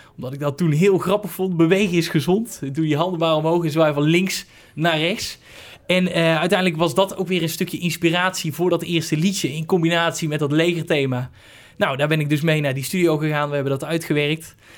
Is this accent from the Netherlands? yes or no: yes; Hoeve, Netherlands; Hoeve, dat is het dorp waar ik vandaan kom